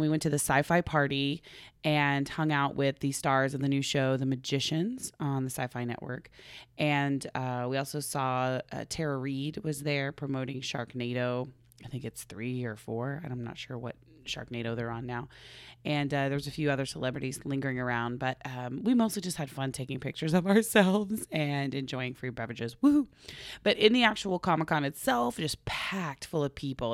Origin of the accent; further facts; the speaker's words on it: Oklahoma, United States; now in California, United States; we're from Oklahoma originally